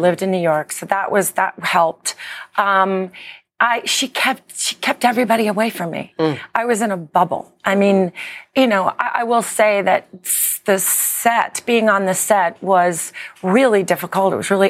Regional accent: United Kingdom; I'm British.

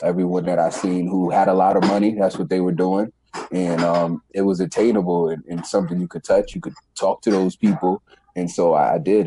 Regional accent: New York City, New York, United States; So I was born in the Bronx, New York. At a young age, my father passed away um, when I was around nine years old, eight or nine, yeah, nine years old. Uh, from that point, we moved from New York City to upstate New York.

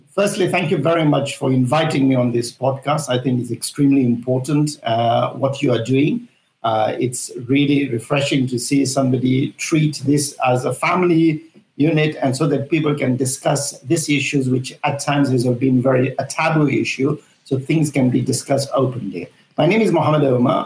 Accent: Zambia; now in United Kingdom; I'm from Africa, I'm from Zambia, I was born in Zambia and raised there.

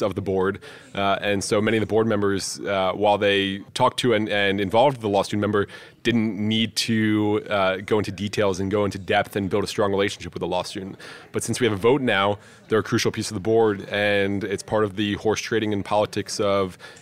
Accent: Maryland, United States; moved away as an adult; also born or lived in upstate New York; My home state and the state that I am most proud of is actually Maryland

